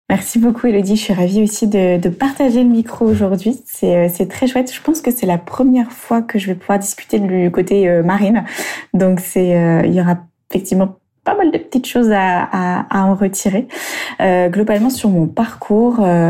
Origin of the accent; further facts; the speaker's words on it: Burgundy, Bourgogne-Franche-Comté, France; moved away as an adult; also born or lived in Lyon / Toulon / Australia; je suis de retour dans ma région natale, euh, la Bourgogne